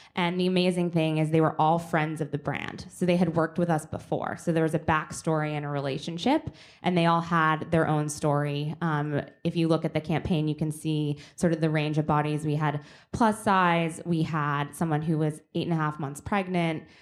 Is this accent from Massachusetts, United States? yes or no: yes; Boston, Massachusetts, United States; I'm from Boston.